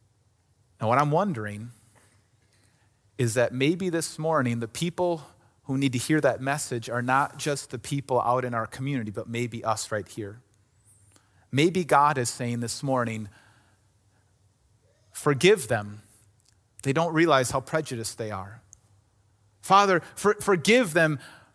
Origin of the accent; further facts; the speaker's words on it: Somers, Wisconsin, United States; I grew up in Summers, Wisconsin, right next to Kenosha, Wisconsin, right? And that was about as big as my world was.